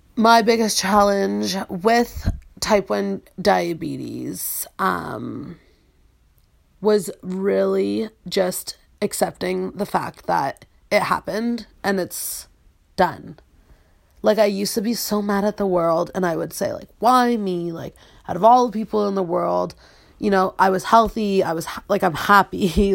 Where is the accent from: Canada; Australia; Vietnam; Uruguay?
Canada; Peterborough, Ontario; I'm from Peterborough, Ontario, which is a small town